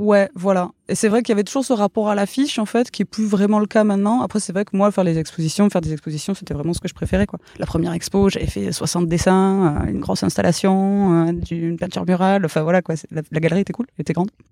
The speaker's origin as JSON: {"language": "French", "area": "Gers", "region": "Occitania", "country": "France", "tie": "born or raised there", "also_born_or_lived": "Toulouse", "moved": "yes", "said": "j'ai grandi dans le Gers."}